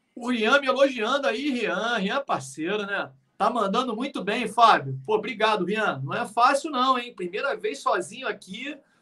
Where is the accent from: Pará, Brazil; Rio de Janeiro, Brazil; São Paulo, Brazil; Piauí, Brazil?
Rio de Janeiro, Brazil; eu também sou do Rio